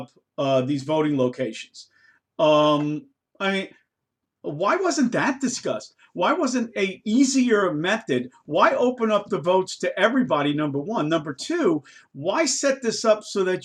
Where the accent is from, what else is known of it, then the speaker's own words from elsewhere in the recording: New York, United States; now in Maryland, United States; I grew up in the Bronx.